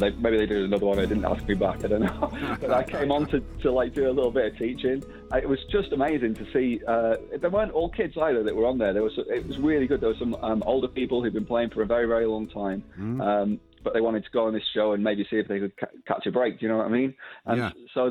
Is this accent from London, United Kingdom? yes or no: no; Blackpool, North West England, United Kingdom; I'm from Blackpool myself